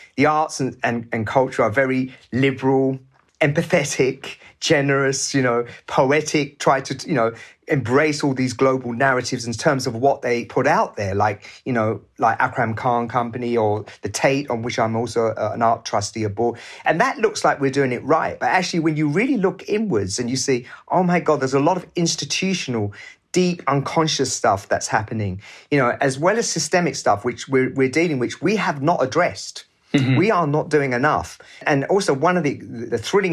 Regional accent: England, United Kingdom; also born or lived in Pakistan; a person of colour growing up in England in the 60s

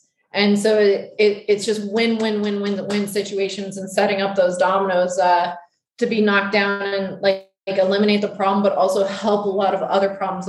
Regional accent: Wyoming, United States; there's actually a veteran Mustang program happening in my home state of Wyoming

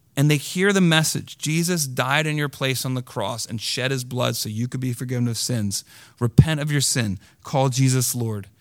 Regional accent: United States; I'm an American too

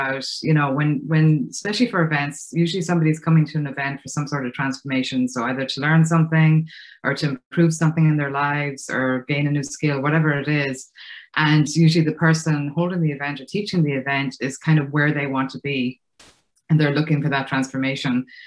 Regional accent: Ireland; accent: Irish; moved away as an adult; now in United States; You can probably hear from my accent, I'm Irish. I moved to the States right after college.

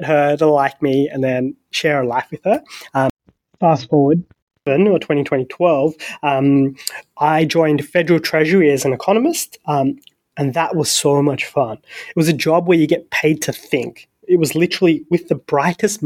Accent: Sydney, New South Wales, Australia; raised in the best country in the world, the best city in the world. I'm from Sydney

